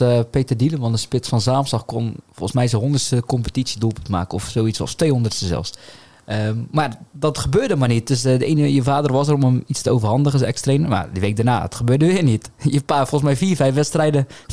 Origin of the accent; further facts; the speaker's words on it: Zeeland, Netherlands; wij als Zeeuwen.